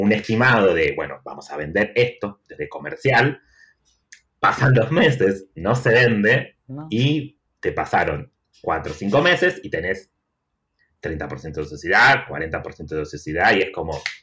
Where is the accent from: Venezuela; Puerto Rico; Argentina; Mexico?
Argentina; Tucumán; moved away as an adult; also born or lived in Barcelona; now in Buenos Aires, Argentina; soy de Tucumán, pero vivo en Buenos Aires hace siete años